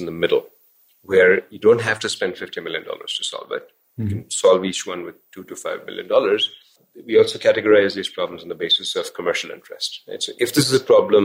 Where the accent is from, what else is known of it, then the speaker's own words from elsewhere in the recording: India; moved away; Growing up in India